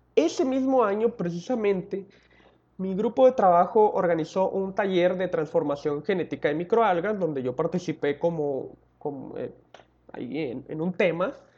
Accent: La Paz, Baja California Sur, Mexico; soy originario de La Paz, California

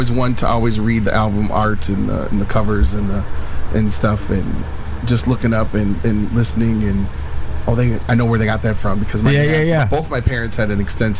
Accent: Duluth, Minnesota, United States; also born or lived in Philippines; being a young kid in Duluth, and my cousins, I came back home from the Philippines

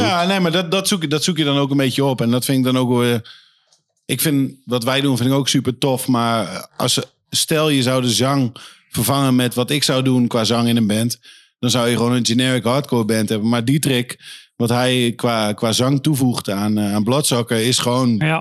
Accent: Leiden, South Holland, Netherlands; moved away as an adult; now in Leeuwarden, Netherlands; ik ben eh, geboren in Leiden. Leiden? Eh, heb ik nooit ook een moment meer gewoond. Ik zeg wel altijd tegen iedereen van, nou, daar, daar kom ik vandaan. Maar eh, ja, ik ben wat opgegroeid onder de rook van de Leidse meelfabriek

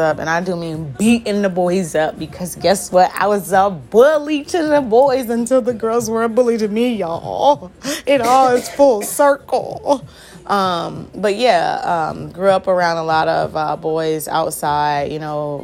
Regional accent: Hampton Roads, Virginia, United States; I'm originally from the Southampton Roads area in Virginia, which are the seven cities.

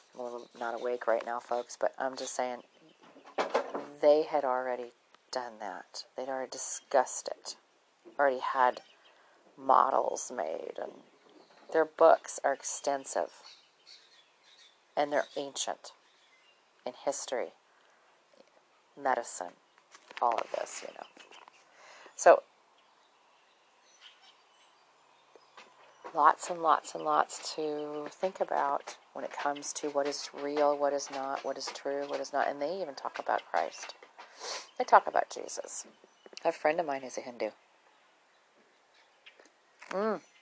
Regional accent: Minnesota, United States; moved away; growing up in Minnesota

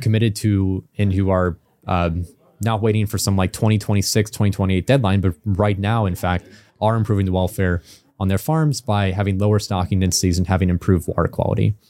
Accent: Illinois, United States; I grew up in Illinois in the U S

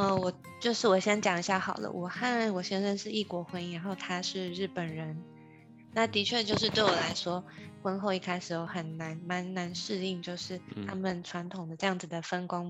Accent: Taiwan; moved away as an adult; also born or lived in Kyoto, Japan; now in Japan; 只是我是台湾人，

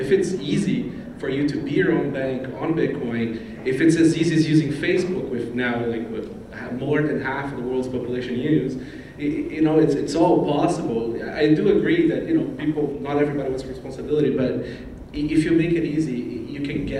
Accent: Brazil; I grew up in Brazil

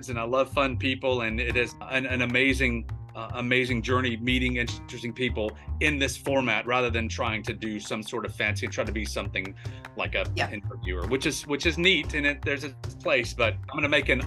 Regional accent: United States; I'm such an American.

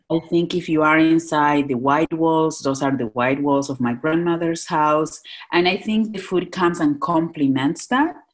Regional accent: Northwest Argentina, Argentina; moved away as an adult; now in Philadelphia, United States; I'm uh, born and raised in Northwest Argentina.

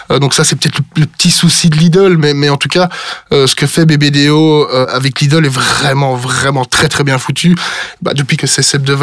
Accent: Brussels, Brussels-Capital Region, Belgium; accent: Brussels; Mais je suis bruxellois, donc je suis pas du tout wallon ou liégeois, donc euh, donc non non, moi je suis plutôt euh, je suis plutôt biscuit.

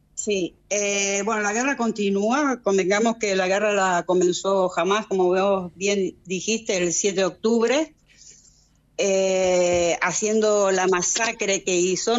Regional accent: Argentina; now in Israel; mi país de origen

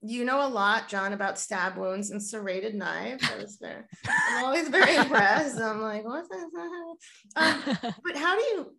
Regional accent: Florida, United States; I'm from Florida

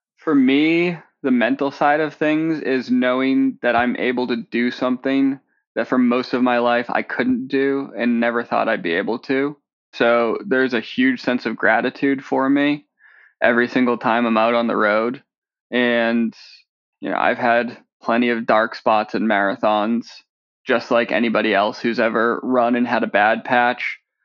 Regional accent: just outside of Boston, Massachusetts, United States; I grew up just outside of Boston

